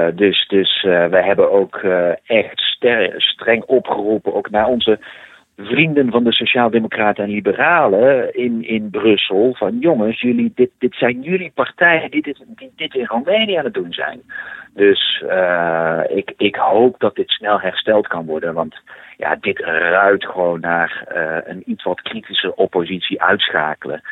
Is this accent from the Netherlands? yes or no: yes; Netherlands; als Nederlanders